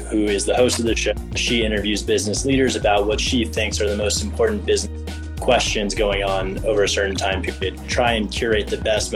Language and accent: English; Miami, Florida, United States; moved away as an adult; also born or lived in Michigan; I am originally from Miami, grew up in Miami, went to Michigan